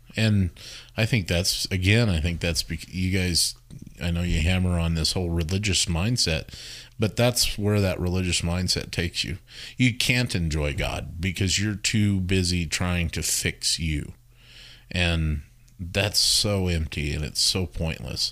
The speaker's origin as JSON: {"language": "English", "region": "Wyoming", "country": "United States", "tie": "born or raised there", "moved": "yes", "said": "I grew up in Wyoming and, uh, grew up in a very straight-laced, you know, religious church experience"}